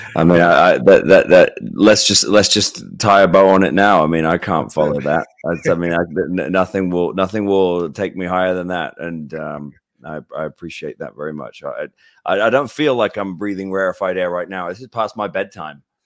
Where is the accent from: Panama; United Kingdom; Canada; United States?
United Kingdom; I'm British